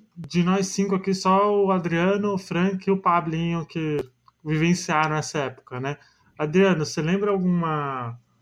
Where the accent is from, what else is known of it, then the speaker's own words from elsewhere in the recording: Brazil; caso do bairro lá da minha infância, lá na Vila Riete